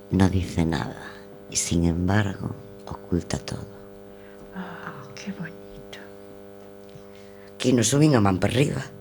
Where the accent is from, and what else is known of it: Galicia, Spain